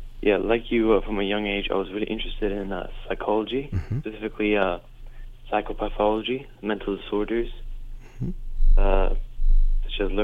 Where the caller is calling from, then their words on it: Dubai, United Arab Emirates; I'm calling from Dubai.